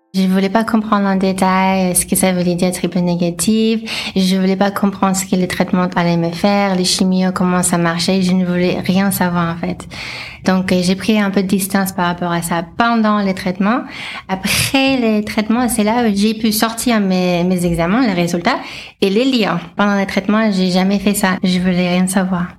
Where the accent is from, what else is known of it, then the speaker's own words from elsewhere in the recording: Los Angeles, California, United States; French is a second language; moved away as an adult; now in France; je suis américaine à la base, euh, donc euh, j'ai grandi en Californie, à Los Angeles, et je suis arrivée en France en 2012